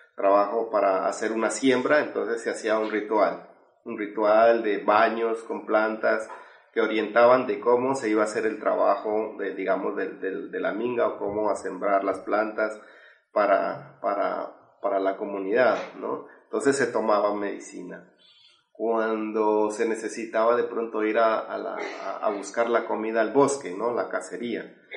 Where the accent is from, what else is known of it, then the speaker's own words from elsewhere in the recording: Sibundoy Valley, Putumayo, Colombia; yo vengo de, de, un pueblo originario que se llama Camsravilla, del Valle Segundo de Putumayo, eh, parte de la Amazonía, Amazonía colombiana